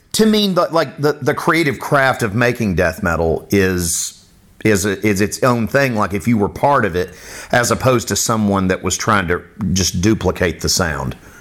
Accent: Boca Raton, Florida, United States; also born or lived in Miami, Florida; now in Pensacola, United States; I grew up in the Miami area

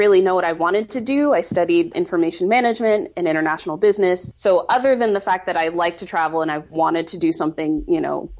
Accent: Colorado, United States; moved away as an adult; now in Brussels, Belgium; I grew up in Colorado, and I never really felt like I fit into the Colorado vibe

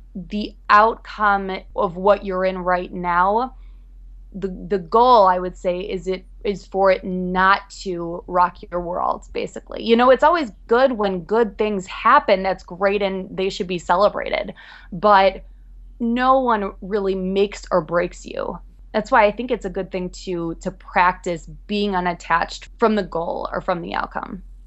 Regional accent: Chicago, Illinois, United States; now in New York City, United States; I'm originally from Chicago, Midwest girl, moved out to New York

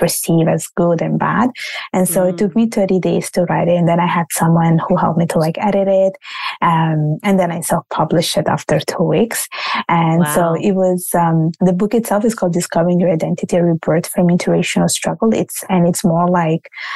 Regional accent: Italy; accent: Italian; now in Canada; my parents are from Bangladesh and I was born and raised in Italy. Now I live in Canada.

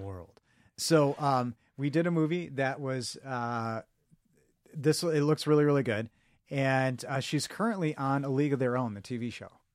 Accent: Chicago, Illinois, United States; he's from my hometown

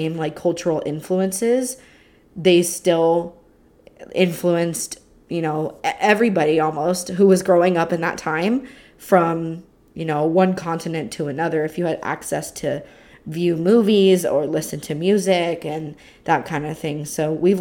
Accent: California, United States; I'm from California in the United States

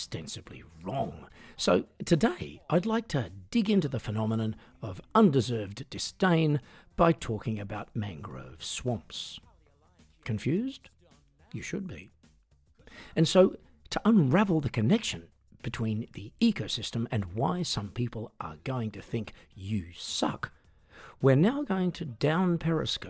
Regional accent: Australia; moved away as an adult; now in Europe

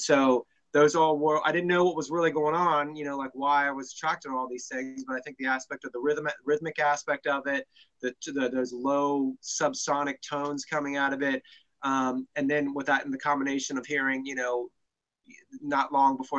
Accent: Cincinnati, Ohio, United States; I grew up in Cincinnati, Ohio, which is where I still live today.

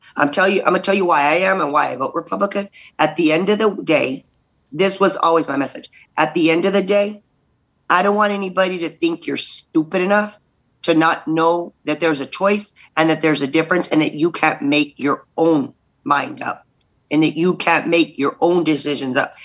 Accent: Robstown, Texas, United States; we're from like we're from Robstown, so we're from you know outside of Corpus

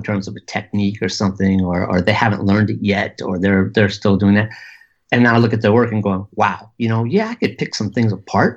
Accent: Southern California, United States; also born or lived in Austin, Texas; growing up in Southern California

